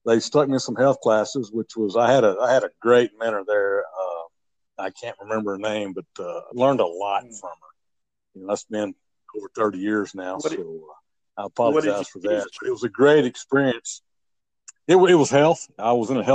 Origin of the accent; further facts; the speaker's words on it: Fremont, United States; moved away; I grew up in Fremont. I went to school all 12 years there